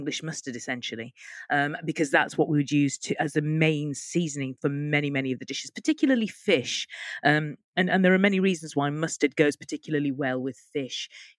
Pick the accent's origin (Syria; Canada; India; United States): India; Bengal; And I'm from the Bengal, and in the Bengal, the most beloved spice and the kind of defining spice of their cooking is the mustard seed.